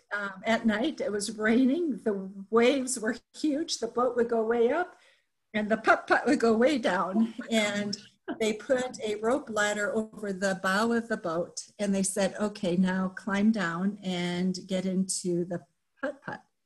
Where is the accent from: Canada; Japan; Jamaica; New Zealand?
Japan; moved away as an adult; also born or lived in Minnesota / Texas; now in United States; I grew up in Japan, and so much of my thinking is colored by my experience of growing up in Japan